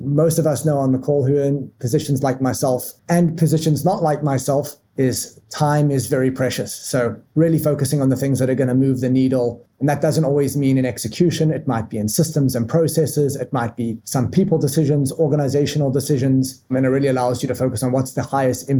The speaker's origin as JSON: {"language": "English", "town": "Johannesburg", "region": "Gauteng", "country": "South Africa", "tie": "born or raised there", "moved": "as an adult", "lives_now": "United States", "said": "So I was born and raised in South Africa, a mega diverse city and mega diverse country. I was born in Johannesburg"}